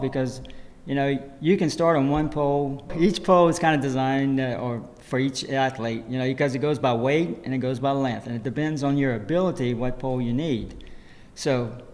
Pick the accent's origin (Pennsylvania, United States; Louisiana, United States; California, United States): Louisiana, United States; Montegut and Bourg, near Houma; I grew up in Montague and Burke